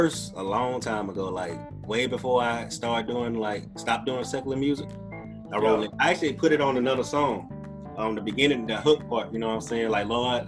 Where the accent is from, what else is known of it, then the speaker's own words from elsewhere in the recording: Mobile, Alabama, United States; I'm from Mobile